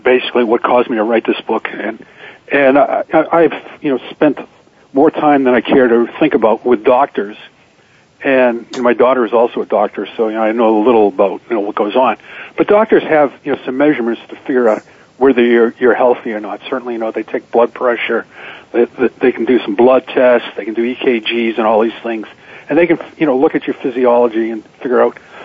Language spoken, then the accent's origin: English; Boston, Massachusetts, United States; growing up in Boston, I went to this high school, which is the oldest high school in the country, called Boston Latin School